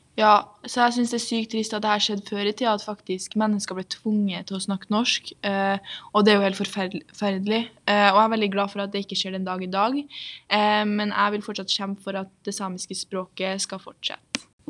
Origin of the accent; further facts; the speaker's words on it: Trondheim, Trøndelag, Norway; er da født og oppvokst her i Trondheim